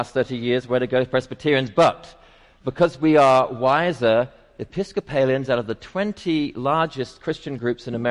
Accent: England, United Kingdom; now in Atlanta, United States; I'm English

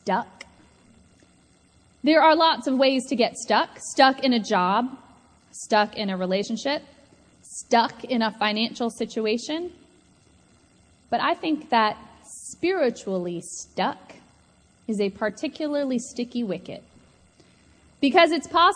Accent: Atlanta, Georgia, United States; I grew up here in Atlanta

